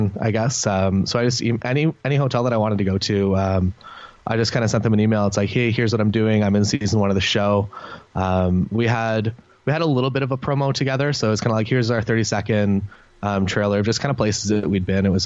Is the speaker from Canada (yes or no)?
yes; Canada; We're Canadian, so we do get booked kind of across Canada